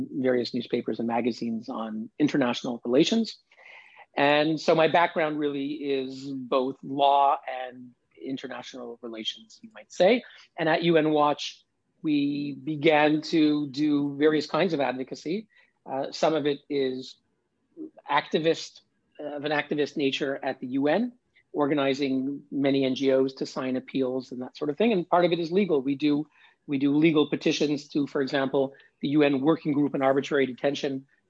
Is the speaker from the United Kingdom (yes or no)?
no; Canada; moved away as an adult; also born or lived in New York City, United States; now in Geneva, Switzerland; my own background is I grew up in Canada